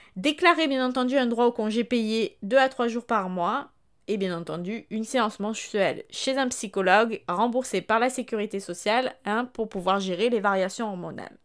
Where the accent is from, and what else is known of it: France